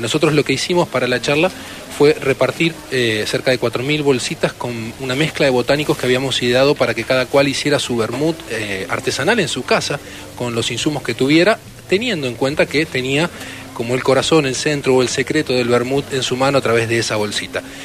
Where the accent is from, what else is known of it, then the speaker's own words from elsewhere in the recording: Argentina; siendo argentinos